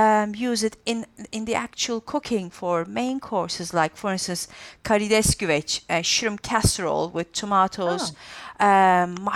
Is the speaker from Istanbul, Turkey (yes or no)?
no; Antakya, Hatay, Turkey; in Antakya, where my hometown in southern Turkey is famous for the künefe kadayıfı sweet